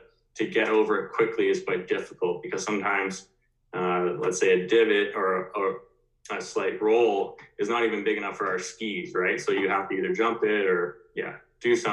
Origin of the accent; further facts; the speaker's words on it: Ontario, Canada; I grew up in Ontario skiing